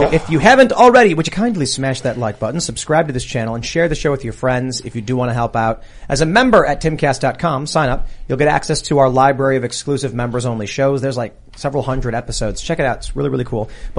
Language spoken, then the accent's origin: English; Chicago, Illinois, United States; All right. Well, I'm from Chicago.